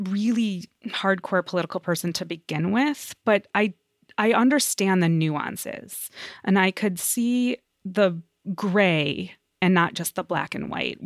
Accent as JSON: {"language": "English", "country": "United States", "tie": "born or raised there", "said": "I was born in America, but my father was born in Israel"}